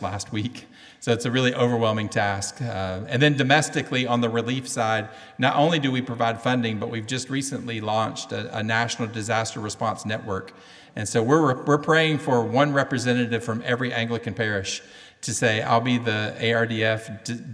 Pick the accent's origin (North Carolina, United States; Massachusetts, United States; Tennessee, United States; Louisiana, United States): Tennessee, United States; Cleveland; accent: southern; In my hometown, Cleveland, Tennessee, we say we are in the buckle of the Bible Belt. And by the way, if you don't understand my southern accent